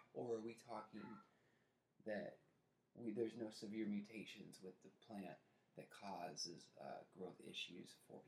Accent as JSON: {"language": "English", "country": "Canada", "said": "Take, for example, as Canadian guys, we..."}